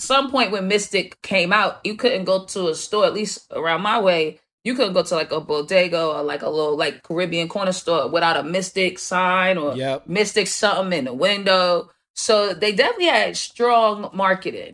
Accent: Boston, Massachusetts, United States; I was a kid, you know, growing up in Dorchester and Boston

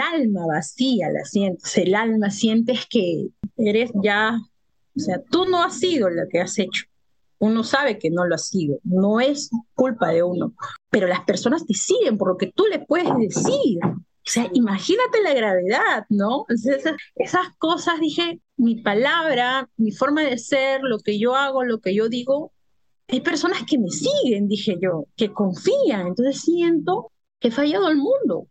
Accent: Lima, Peru; Yo soy de Perú, de Lima, Perú

